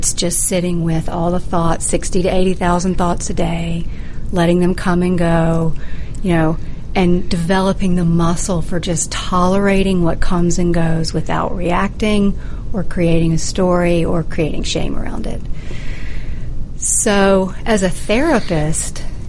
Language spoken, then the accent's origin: English; the South, United States; I'm from the South